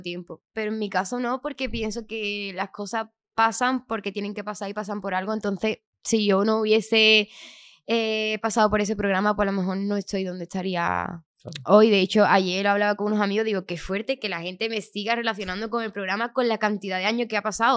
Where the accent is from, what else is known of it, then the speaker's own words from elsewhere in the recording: Chiclana de la Frontera, Andalusia, Spain; now in Madrid, Spain; yo soy de Chiclana, aunque ahora estoy viviendo aquí en Madrid.